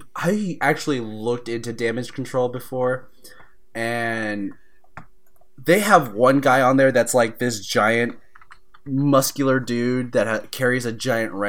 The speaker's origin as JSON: {"language": "English", "town": "Houston", "region": "Texas", "country": "United States", "also_born_or_lived": "Orlando", "moved": "yes", "said": "I'm from Houston where we get a lot of hurricanes"}